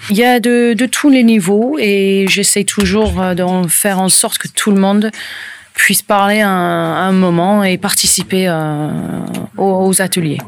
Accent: Portsmouth, South East England, United Kingdom; first language English; French is a second language; moved away as an adult; also born or lived in French Alps; now in Landes, France; je suis anglaise, je suis euh, de Portsmouth, au sud de l'Angleterre, où j'ai vécu euh, jusqu'à à peu près 2001

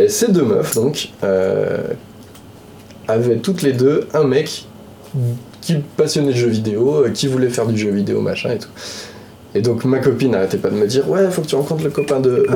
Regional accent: Lyon, Auvergne-Rhône-Alpes, France; je suis originaire de Lyon

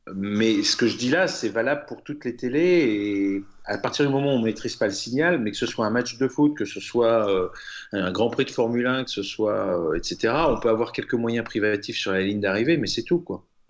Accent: France; moi, en tant que Français

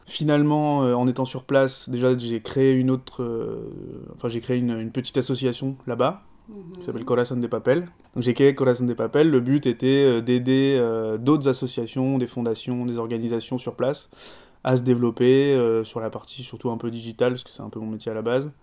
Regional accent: France; also born or lived in Bogotá, Colombia; je suis né en Colombie, je suis né à Bogota et j'ai été adopté par des parents français euh, quand j'étais bébé. Donc j'ai grandi en France toute ma vie

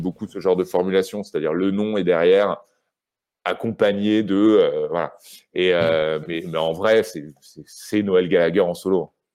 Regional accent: Rouen, Normandy, France; moved away as an adult; also born or lived in Paris; j'ai grandi à Rouen

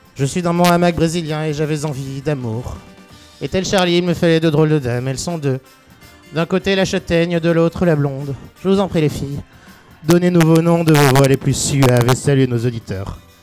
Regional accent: Agen, Nouvelle-Aquitaine, France; j'ai grandi à Agen

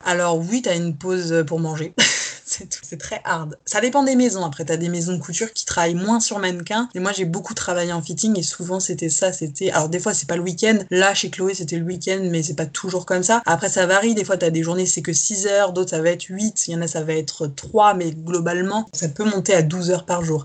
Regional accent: south-west France, France; moved away as an adult; also born or lived in Paris region, France; now in Paris, France; je suis française. Je suis née en région parisienne que j'ai quittée avec ma famille pour déménager dans le sud-ouest quand j'avais 10 ans jusqu'à mes 19 ans.

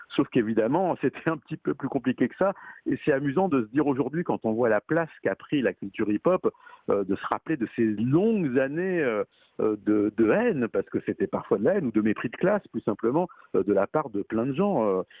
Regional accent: Paris, Île-de-France, France; je suis parisien, hein, je suis pas banlieusard

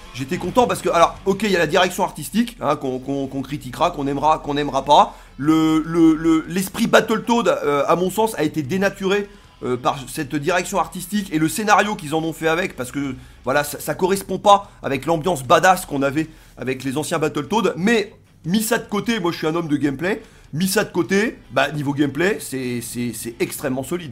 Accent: France; now in Tunisia; je suis français mais j'habite en Tunisie

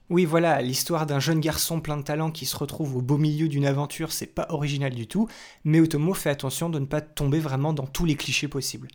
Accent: France; chez nous en France

